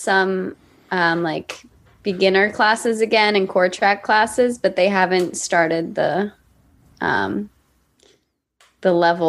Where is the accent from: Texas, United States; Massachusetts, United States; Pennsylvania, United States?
Massachusetts, United States; just outside of Boston; now in Los Angeles, United States; I'm from Massachusetts. I'm from just outside of Boston.